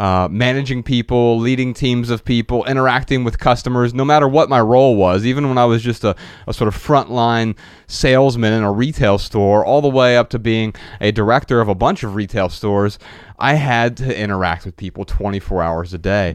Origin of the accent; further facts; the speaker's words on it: Dayton, Ohio, United States; moved away as an adult; growing up in Dayton, Ohio